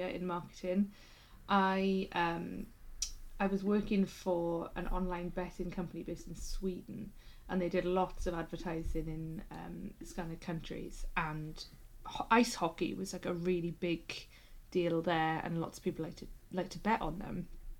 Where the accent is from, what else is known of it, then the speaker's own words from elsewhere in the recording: Wales, United Kingdom; here in Wales